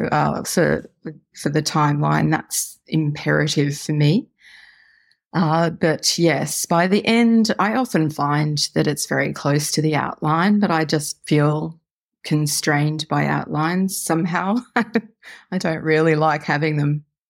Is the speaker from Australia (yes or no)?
yes; Australia; as you may tell from my accent, I live in Australia